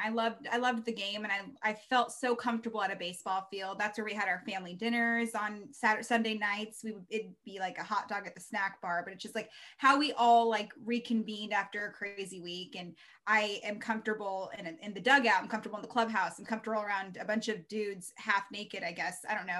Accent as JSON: {"language": "English", "town": "Baltimore", "region": "Maryland", "country": "United States", "tie": "born there", "said": "the first MLB game that I remember when I was born in Baltimore. So I went to Orioles games when I was a baby."}